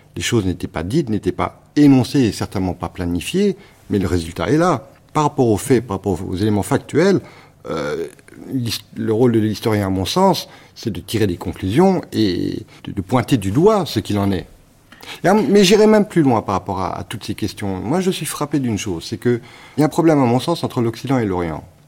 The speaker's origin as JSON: {"language": "French", "country": "Cambodia", "tie": "born or raised there", "moved": "yes", "said": "j'ai grandi euh, au Cambodge, dans un pays où on m'a reproché de ne pas être un pur Cambodgien"}